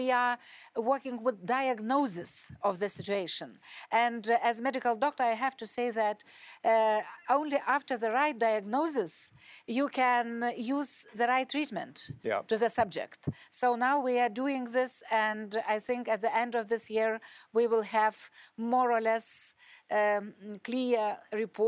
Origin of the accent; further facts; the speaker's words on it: Lithuania; I was born in Soviet Union, occupied Lithuania